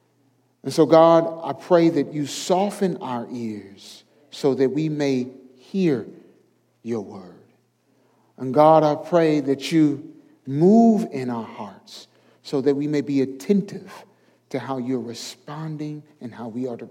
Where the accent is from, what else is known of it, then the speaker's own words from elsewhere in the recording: St. Louis, Missouri, United States; moved away as an adult; now in the South, United States; I'm from St. Louis, Missouri